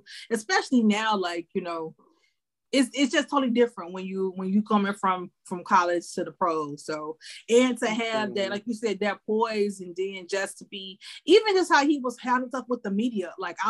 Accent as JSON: {"language": "English", "town": "Chicago", "region": "Illinois", "country": "United States", "tie": "born or raised there"}